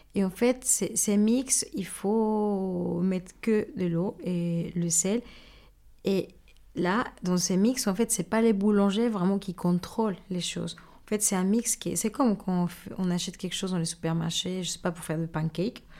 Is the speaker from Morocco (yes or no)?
no; Mexico; French is a second language; moved away as an adult; now in France; je suis mexicaine et bah, j'ai grandi une grosse partie de ma vie au Mexique